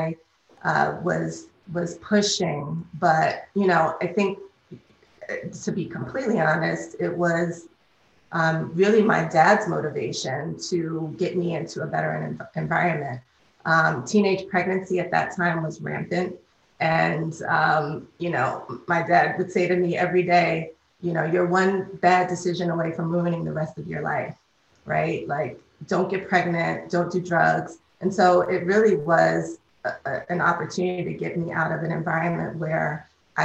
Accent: New York City, New York, United States; I'm a native New Yorker. I grew up in Harlem

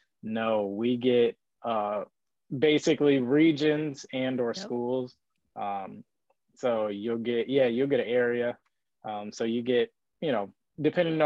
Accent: Detroit, Michigan, United States; Growing up in Detroit, it's kind of tough being a Lions fan

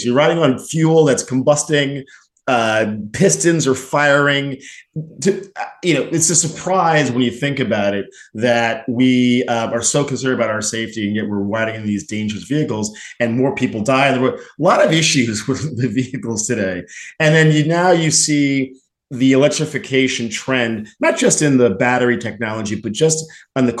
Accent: New Jersey, United States; I'm from Jersey

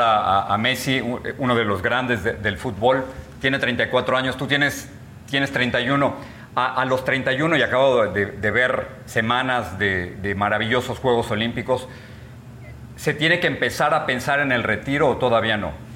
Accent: Mexico; now in United States

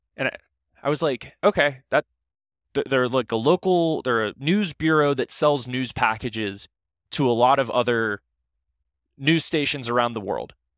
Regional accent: Ohio, United States; I'm from Ohio.

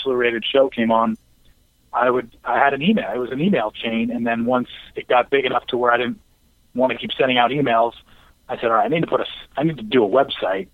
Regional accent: Orange County, Southern California, United States; moved away as an adult; also born or lived in Los Angeles, California; now in Frisco, United States; I'm a Southern California guy. Grew up there, raised in Orange County, went to college in L.A.

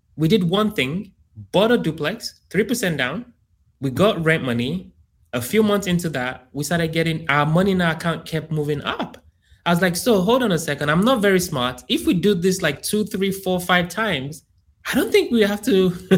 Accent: Nigeria; also born or lived in United Kingdom / Columbia, Maryland; now in Houston, United States; I grew up in Africa, in Nigeria.

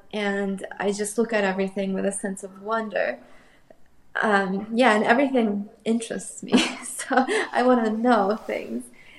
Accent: Moscow, Russia; actually, I grew up in Moscow, but a lot of my cousins and a lot of my family is in Ukraine. So I have both in Russia and Ukraine.

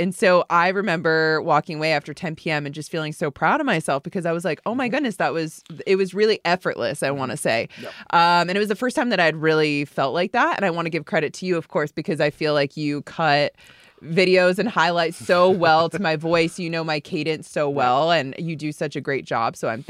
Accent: Florida, United States; That I'm from South Florida, so I grew up watching the Miami Heat.

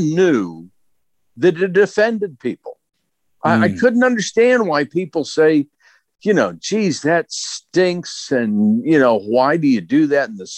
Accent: Clarksburg, West Virginia, United States; Clarksburg, which is north central, about an hour south of Pittsburgh. And it was, to coin a phrase, it was a wonderful life. I was basically raised by my grandparents

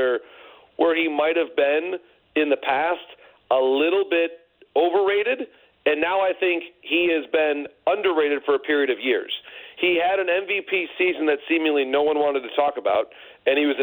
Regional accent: Detroit, Michigan, United States; my hometown here, you know, here in Michigan and in Detroit

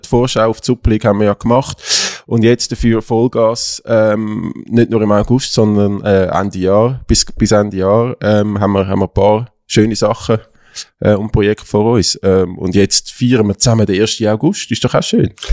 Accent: Zurich, Switzerland; als Zürcher

